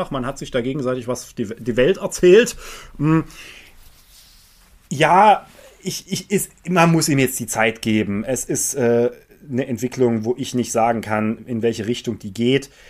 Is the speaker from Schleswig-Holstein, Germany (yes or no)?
no; Saxony, Germany; Für mich war, ich bin Sachse noch nie eine Kompetenz.